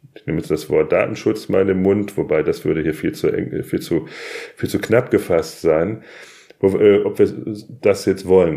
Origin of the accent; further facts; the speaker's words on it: Germany; als Deutsche, aber auch als Europäer